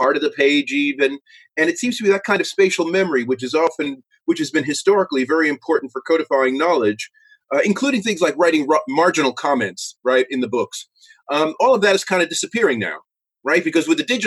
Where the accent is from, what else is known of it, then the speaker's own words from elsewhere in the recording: New York City, New York, United States; moved away as an adult; also born or lived in Cambridge, United Kingdom / Pittsburgh, United States; now in United Kingdom; I'm originally from New York City